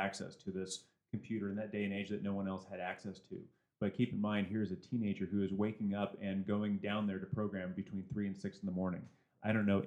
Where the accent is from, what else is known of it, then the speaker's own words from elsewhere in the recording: San Diego, California, United States; now in Oregon, United States; growing up in San Diego. And I mean, we were surrounded by Chaldeans, Hispanics, and we all got along great for the most part. There was very few issues when I grew up